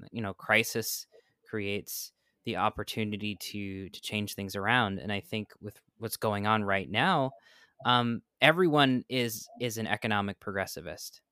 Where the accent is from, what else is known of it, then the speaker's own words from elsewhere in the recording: New York, United States; now in Florida, United States; I grew up in New York